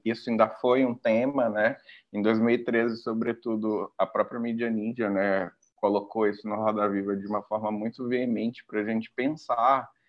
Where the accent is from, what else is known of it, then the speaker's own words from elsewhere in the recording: Parintins, Amazonas, Brazil; also born or lived in Manaus; eu nasci em Manaus, mas me criei no, em, no, em Parintins, no interior, em escola pública, et cetera, né? E aí depois eu retorno pra Manaus